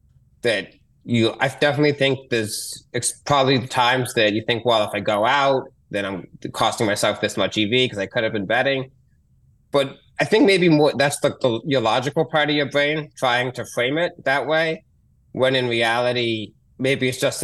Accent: Boston, Massachusetts, United States; moved away as an adult; also born or lived in San Diego; now in New York, United States; I grew up in Boston and I live in New York now, but I lived in San Diego

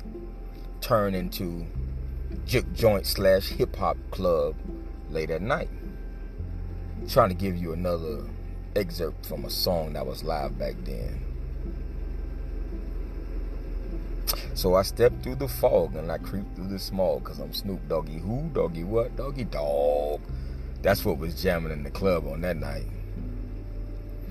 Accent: Miami, Florida, United States; moved away; I'm from Miami.

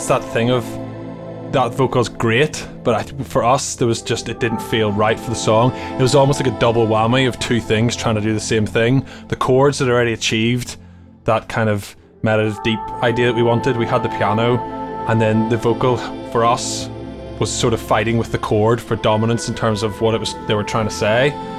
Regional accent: Ireland; I know, I had Gregorian monks playing in my house all the time growing up in Ireland.

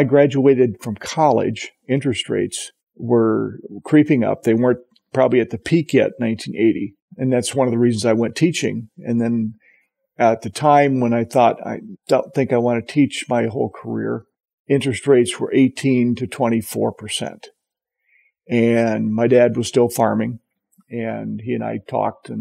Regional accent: Walnut Grove, Minnesota, United States; moved away as an adult; now in Britton, United States; I grew up on a farm 2 miles west of Walnut Grove, Minnesota.

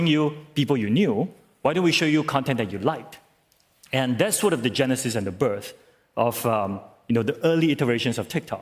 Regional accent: Singapore; I'm from Singapore

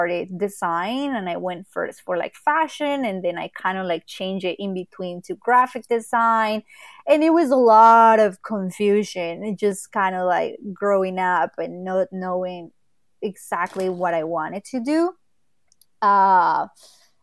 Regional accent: Quimbaya, Quindío, Colombia; English is a second language; moved away as an adult; now in Los Angeles, United States; I just moved to LA 5 years ago, but I grew up and I was raised in Colombia in a very, very small town that is called Quimbaya.

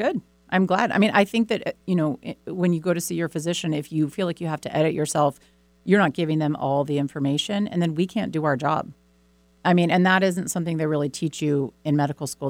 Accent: Boston, Massachusetts, United States; I grew up in Boston

